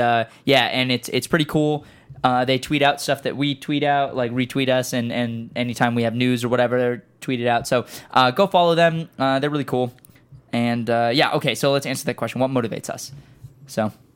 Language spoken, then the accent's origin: English; West Coast, United States; we're all from the West Coast